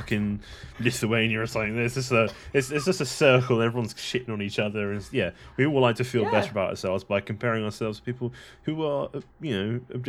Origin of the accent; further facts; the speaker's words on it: England, United Kingdom; I say that as an Englishman